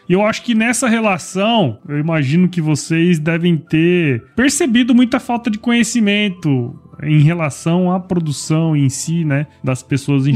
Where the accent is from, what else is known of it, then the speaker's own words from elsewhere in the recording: Mato Grosso, Brazil; also born or lived in São Paulo; eu sou de Mato Grosso